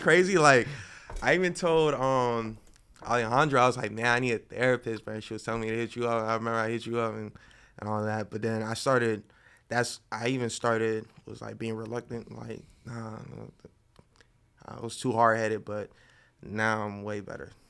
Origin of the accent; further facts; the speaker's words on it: Boynton Beach, Florida, United States; now in Miami, United States; from Boynton Beach.